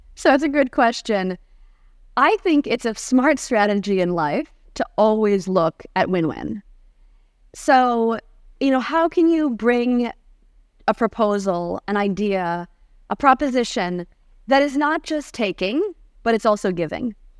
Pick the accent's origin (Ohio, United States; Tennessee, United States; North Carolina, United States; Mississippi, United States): Ohio, United States; Cleveland; now in Santa Barbara, United States; I grew up in Cleveland, Ohio. Uh, even though I'm now based in Santa Barbara, California, I like to say I'm a proud Californian with Midwestern roots